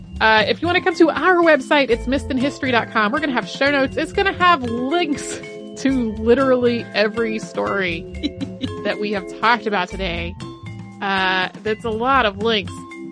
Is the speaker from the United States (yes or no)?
no; Australia; born or raised there